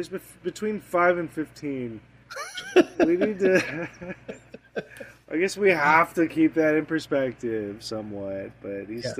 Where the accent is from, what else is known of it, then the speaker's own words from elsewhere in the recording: Scotland, United Kingdom; I'm Scottish.